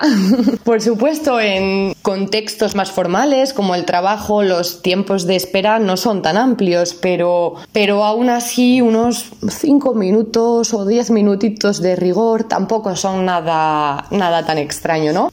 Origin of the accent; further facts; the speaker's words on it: Asturias, Spain; moved away as an adult; now in Poland; tengo 16 años y vengo de Asturias, una pequeña y muy bonita región del norte de España